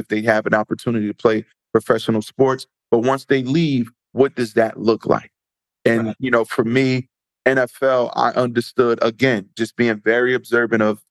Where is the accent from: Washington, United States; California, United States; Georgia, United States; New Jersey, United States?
New Jersey, United States; Neptune; So I grew up in Neptune, New Jersey